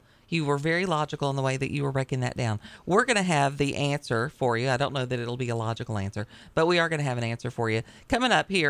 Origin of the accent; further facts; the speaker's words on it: Tennessee, United States; Well, I'm from Tennessee